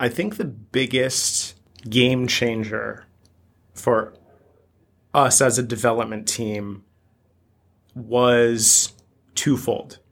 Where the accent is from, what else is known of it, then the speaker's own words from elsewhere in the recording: United States; coming to you as an American